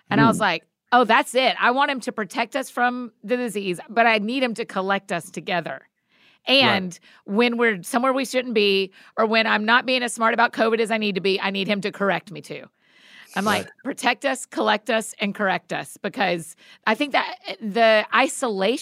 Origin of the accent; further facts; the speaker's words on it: Georgia, United States; also born or lived in Edinburgh, United Kingdom; now in Nashville, United States; I'm from Georgia